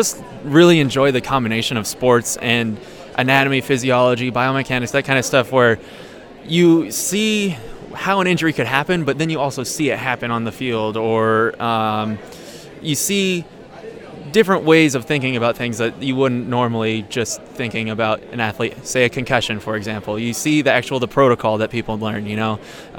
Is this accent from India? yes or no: no; Washington, United States; also born or lived in Whidbey Island / San Diego; So I'm kind of from everywhere in Washington. I grew up in the Yakima Valley, and then I moved to Whidbey Island, and that's where I graduated high school from Oak Harbor High School.